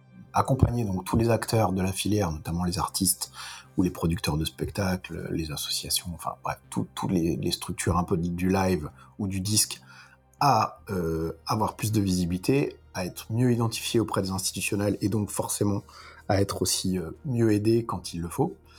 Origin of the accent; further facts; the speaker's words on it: Lyon, Auvergne-Rhône-Alpes, France; moved away; moi, je suis lyonnais, déjà. Ça, c'est une chose à préciser, parce que, puisque je, j'ai, j'ai, je suis né à Lyon